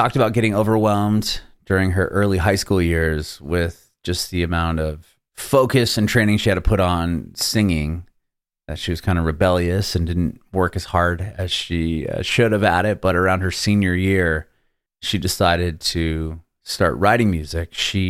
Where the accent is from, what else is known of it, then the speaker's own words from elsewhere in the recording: San Diego, California, United States; moved away as an adult; now in Nashville, United States; I'm originally from San Diego, so just south of LA. And about a little over a year ago, my family and I, we moved to Nashville. So I'm south of Nashville now.